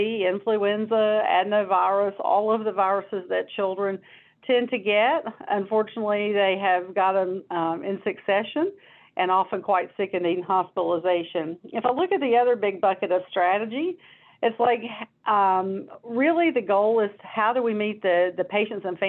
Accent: North Carolina, United States; also born or lived in Washington, D.C.; I grew up here in North Carolina

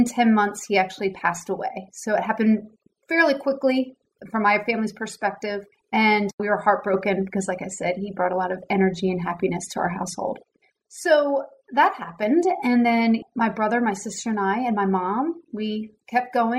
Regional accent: Newtown Square, Pennsylvania, United States; moved away as an adult; also born or lived in North Carolina; now in Dallas, United States; I grew up outside of Philadelphia. So for any basketball fans, I grew up in Newtown Square, which is not far from Villanova University

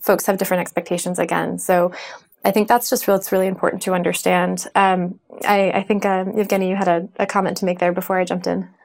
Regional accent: United States; I'm American

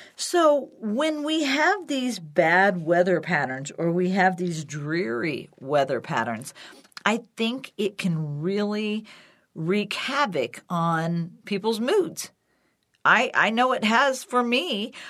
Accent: Illinois, United States; now in Colorado, United States; where I used to live, where I grew up in Illinois

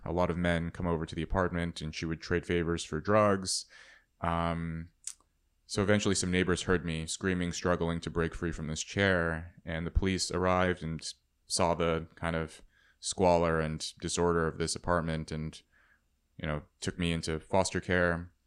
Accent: Red Bluff, California, United States; seventeen growing up in Red Bluff, California

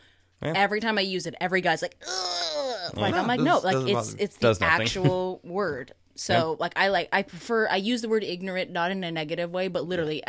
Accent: Oklahoma, United States; The Oklahoman in me.

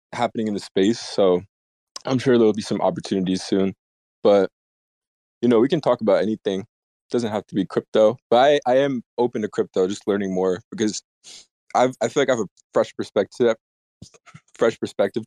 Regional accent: United States; I've been born and raised in the States and I've never really gotten out

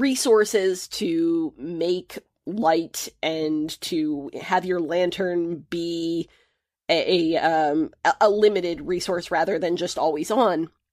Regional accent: United States; my picture as the American

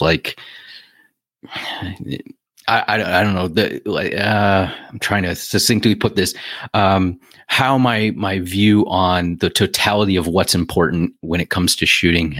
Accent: Ohio, United States; moved away as an adult; also born or lived in California; I moved back here from California. So, and it wasn't for the weather. So, in you know, Ohio

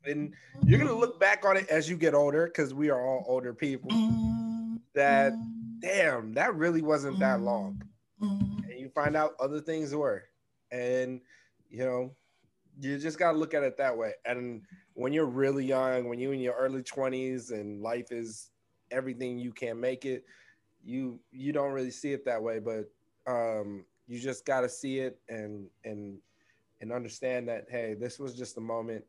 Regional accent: United States; I was born and raised in America

